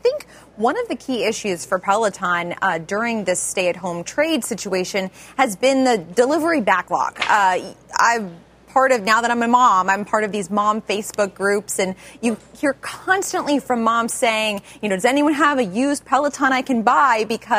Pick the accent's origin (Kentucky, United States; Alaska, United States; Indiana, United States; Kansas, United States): Kansas, United States; now in New York City, United States; I grew up in Kansas